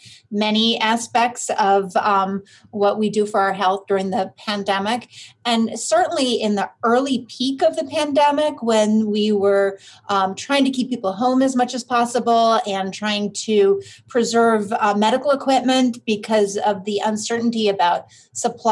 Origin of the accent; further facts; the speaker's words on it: Vermont, United States; moved away as an adult; also born or lived in Philadelphia, Pennsylvania; now in Cleveland, United States; I actually grew up in Vermont